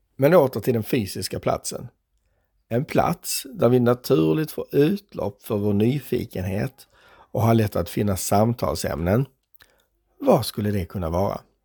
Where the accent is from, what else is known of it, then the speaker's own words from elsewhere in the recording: Skåne, Sweden; som skåning